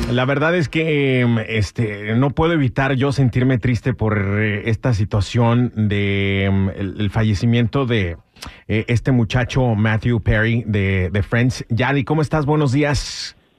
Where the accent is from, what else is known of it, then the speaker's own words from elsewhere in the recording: Guadalajara, Jalisco, Mexico; en mi tierra, Guadalajara, Guadalajara